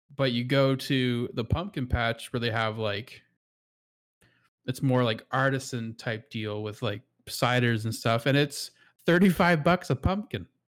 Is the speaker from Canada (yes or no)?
yes; Canada; as a Canadian